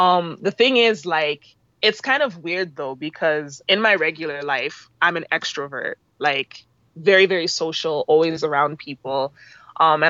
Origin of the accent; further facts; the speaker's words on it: Canada; My parents are from Nigeria, but I was born and raised, brought up in Canada